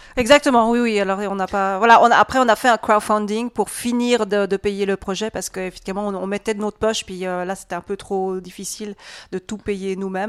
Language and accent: French; Switzerland; je suis suisse, mais d'origine entièrement hongroise. Donc, de sang hongrois, mais je suis né aussi en Suisse.